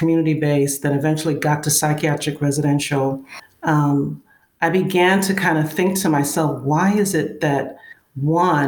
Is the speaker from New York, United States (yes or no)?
yes; New York City, New York, United States; now in Georgia, United States; I'm from Brooklyn. Born and raised and live in Georgia right now, but I still consider myself a Brooklyn girl.